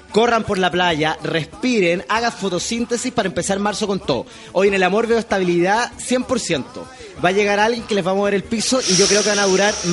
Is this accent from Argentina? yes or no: no; Brazil; Yo soy brasileño